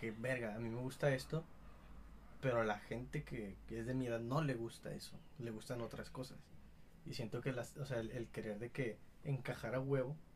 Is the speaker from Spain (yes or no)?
no; Mexico; mexicanos, hacemos todo el mero